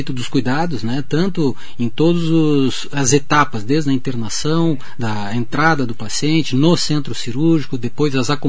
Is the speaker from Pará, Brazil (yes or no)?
no; Porto Alegre, Rio Grande do Sul, Brazil; moved away as an adult; now in São Paulo, Brazil; uh, eu nasci no Rio Grande do Sul, Porto Alegre